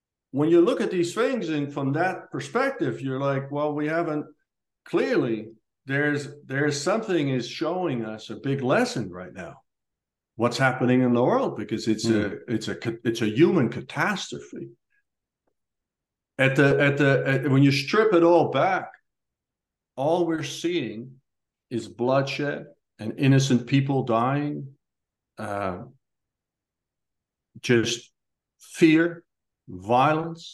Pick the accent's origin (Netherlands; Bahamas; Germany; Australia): Netherlands; moved away; born in Holland to these parents and grew up in this neighborhood and this house with these brothers